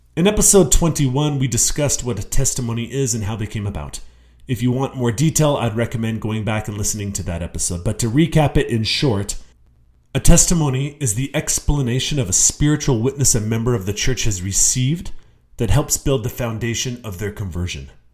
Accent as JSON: {"language": "English", "region": "Utah", "country": "United States", "tie": "born or raised there", "said": "I was born and raised in Utah"}